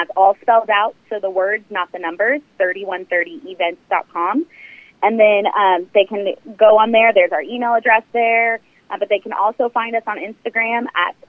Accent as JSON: {"language": "English", "town": "Kansas City", "region": "Missouri", "country": "United States", "tie": "born or raised there", "said": "I'm from Kansas City, grew up here, went to school here"}